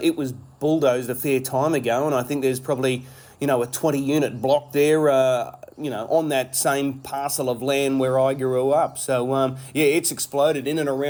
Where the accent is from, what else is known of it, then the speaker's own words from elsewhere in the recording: Redcliffe, Queensland, Australia; born and bred in Redcliffe, spent probably the first 10 years of my life